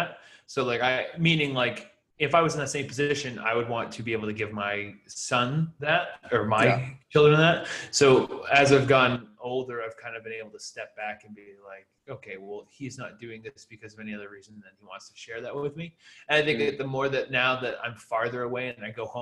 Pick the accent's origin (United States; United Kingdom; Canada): United States; Hill, New Hampshire; I'm from Hill, New Hampshire. I grew up in Hill, New Hampshire.